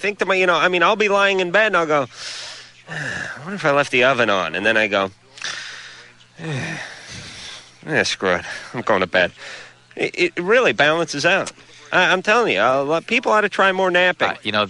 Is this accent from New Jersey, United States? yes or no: no; New York, United States